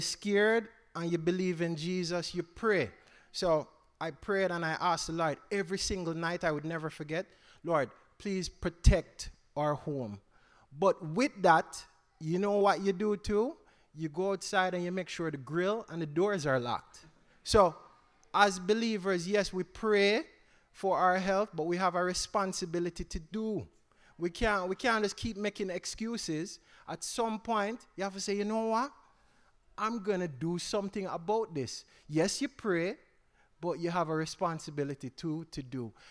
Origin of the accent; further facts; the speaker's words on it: Jamaica; I grew up, I'm Jamaican, so I grew up in Jamaica.